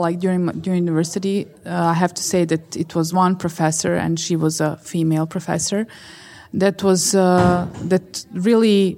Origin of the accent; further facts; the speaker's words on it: Bosnia & Herzegovina; I grew up in Bosnia